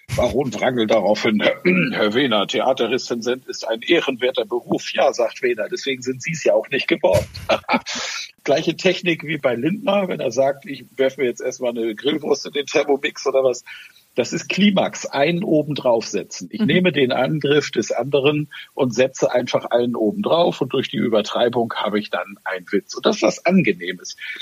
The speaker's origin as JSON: {"language": "German", "region": "Schleswig-Holstein", "country": "Germany", "tie": "born or raised there", "accent": "Norddeutscher", "said": "ich bin ja in Schleswig-Holstein groß geworden und kultiviert"}